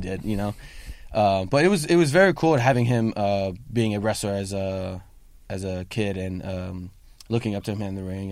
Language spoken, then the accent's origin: English; Sacramento, California, United States; I'm actually from Sacramento